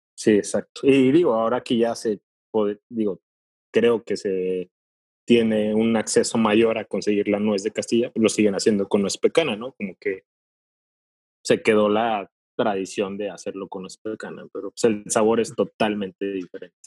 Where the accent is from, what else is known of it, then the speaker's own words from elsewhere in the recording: Puebla, Mexico; now in Monterrey, Mexico; yo soy de Puebla